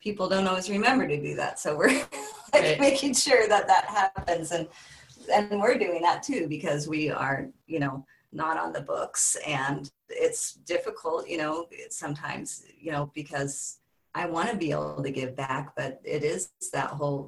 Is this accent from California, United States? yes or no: yes; Bay Area, California, United States; moved away as an adult; also born or lived in Southern Oregon; now in Southern Humboldt, United States; I grew up in the Bay Area, you know, and I kind of left that my early 20s